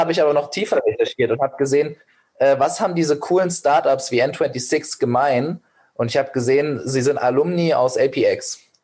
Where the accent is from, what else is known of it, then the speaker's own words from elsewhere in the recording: Giessen, Hesse, Germany; first language Persian and German; also born or lived in Medellín, Colombia / Beijing, China; meine Muttersprache Persisch-Deutsch, weil meine Heimatstadt Gießen auch eine Erstaufnahmestelle für Geflüchtete hatte und hat